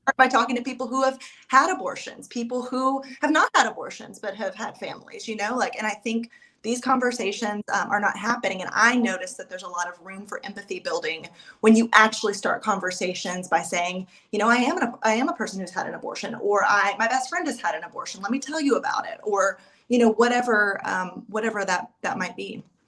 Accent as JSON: {"language": "English", "region": "East Tennessee", "country": "United States", "tie": "born or raised there", "said": "I am from East Tennessee. I have lived here all of my life"}